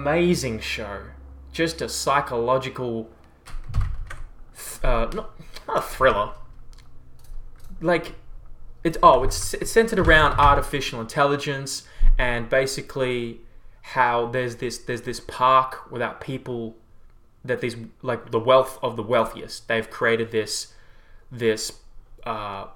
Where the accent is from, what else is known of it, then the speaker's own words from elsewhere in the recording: Melbourne, Victoria, Australia; I'm from Melbourne. It's an amazing city